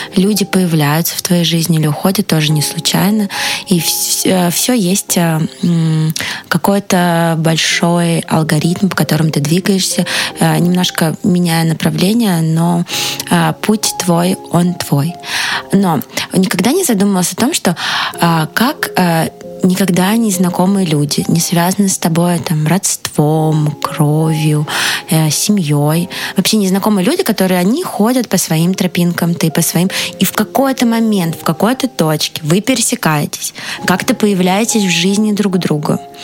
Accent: Moscow, Russia; я из Москвы, но сердцем из Петербурга

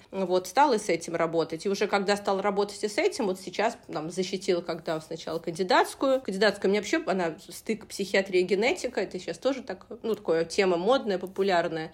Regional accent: Saratov, Saratov Oblast, Russia; moved away as an adult; now in Moscow, Russia; я сама не из Москвы, э, небольшого города, ну, такого среднего города России, Саратов есть такой город

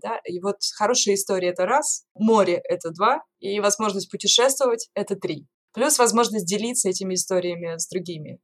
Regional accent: Norilsk, Krasnoyarsk Krai, Russia; moved away as an adult; also born or lived in Saint Petersburg; я родилась и выросла в Норильске, и закончила там школу, то есть жила там до 17 лет.

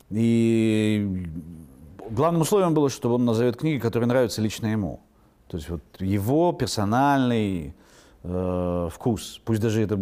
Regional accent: Irkutsk, Irkutsk Oblast, Russia; born there; also born or lived in Yakutsk / Moscow; Видите, вот там в Иркутске родился, в Якутске заканчивал университет, в Москве учился

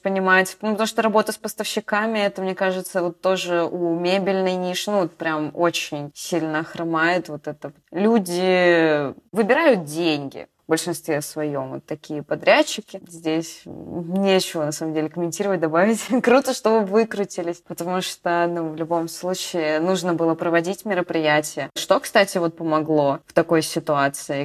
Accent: Bryansk, Bryansk Oblast, Russia; now in Moscow, Russia; Я из Брянска

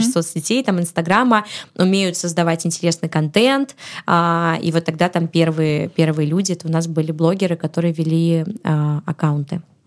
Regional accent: Saint Petersburg, Russia; я родилась в Петербурге

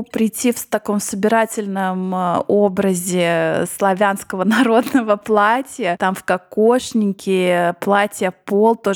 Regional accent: United States; да я американка

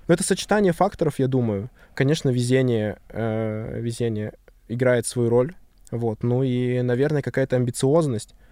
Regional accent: Chita, Zabaykalsky Krai, Russia; moved away; я там провел свое детство.

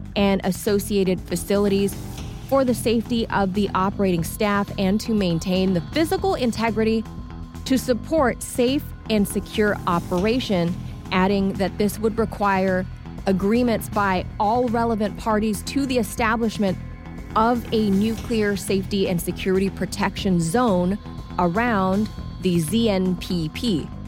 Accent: California, United States; my home state, California

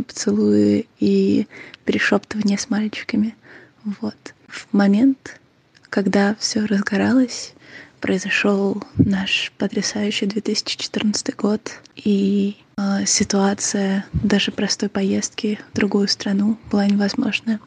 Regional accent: Ukraine; я из Украины

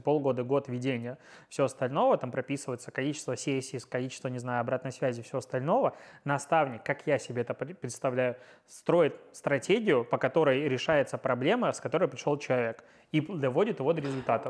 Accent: Pinsk, Brest Region, Belarus; я из Пинска

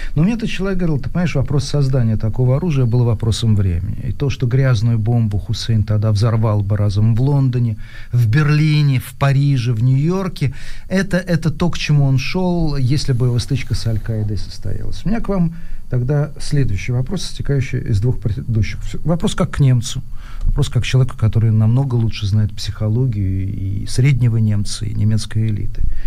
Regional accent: Ivanovo, Ivanovo Oblast, Russia; я человек прямой, ивановский, никакой не петербургский

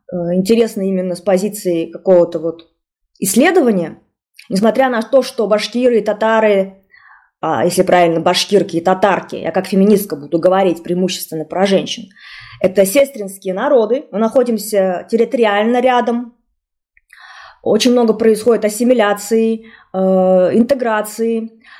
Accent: Bashkortostan, Russia; сказать, что я башкирка? Потому что я примерно знала, что в нашем классе преимущественно татар, э, татары и татарки, да, ученики и ученицы. И я помню, что я не сказала, что я башкирка.

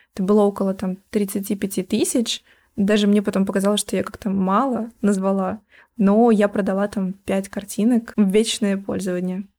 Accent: Yurga, Kemerovo Oblast, Russia; moved away; also born or lived in Chukotka; мы переехали в город побольше, планировали остаться там. Это Кемеровская область, Юрга. Какое-то время мы еще жили там

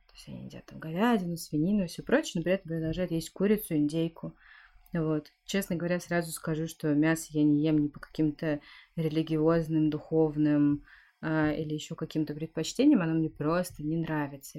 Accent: Siberia, Russia; я родилась в Сибири, э, там, где очень холодно, где настоящая зима

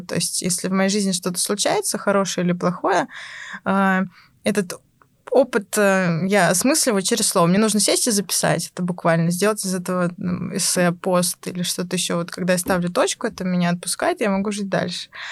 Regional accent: Pskov, Pskov Oblast, Russia; moved away as an adult; now in Moscow, Russia; сама я из Пскова

